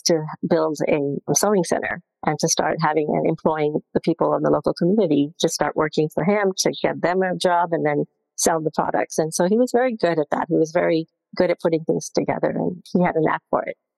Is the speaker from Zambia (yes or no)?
yes; Zambia; moved away; I was born in Zambia